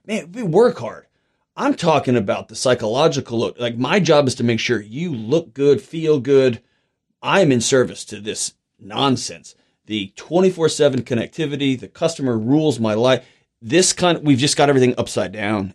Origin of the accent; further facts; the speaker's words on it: Houston, Texas, United States; I was born and raised in Houston